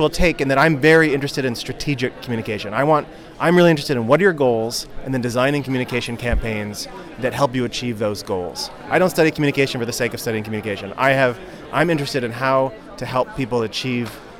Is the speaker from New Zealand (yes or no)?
no; Canada; I'm a Canadian